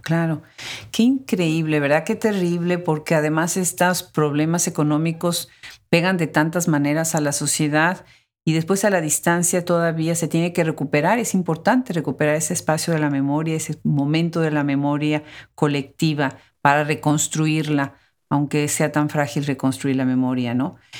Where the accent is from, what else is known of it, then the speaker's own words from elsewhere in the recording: Mexico; Nosotros en México, mi país de origen